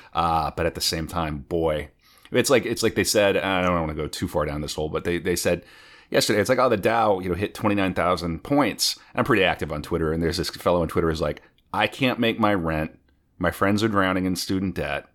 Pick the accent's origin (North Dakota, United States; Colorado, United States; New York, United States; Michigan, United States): North Dakota, United States; moved away; I'm originally from North Dakota